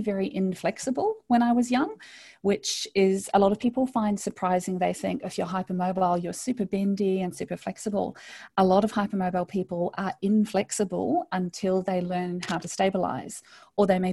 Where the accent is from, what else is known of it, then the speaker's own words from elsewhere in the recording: New Zealand; moved away as an adult; now in Australia; I grew up in New Zealand, so a lot of people think I'm Australian, but I'm actually a Kiwi